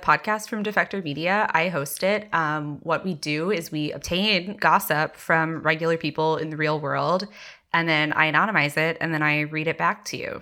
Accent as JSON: {"language": "English", "region": "Texas", "country": "United States", "tie": "born or raised there", "said": "I grew up very evangelical in Texas"}